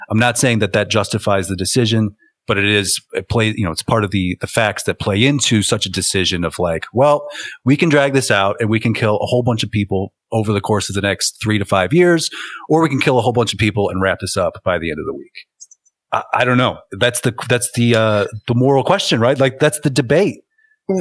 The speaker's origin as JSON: {"language": "English", "country": "United States", "said": "I'm an American"}